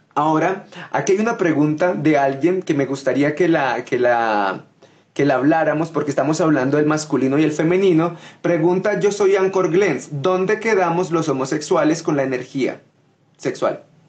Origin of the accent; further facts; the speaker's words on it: Coffee Axis, Colombia; en mi tierra, en Colombia, en el eje cafetero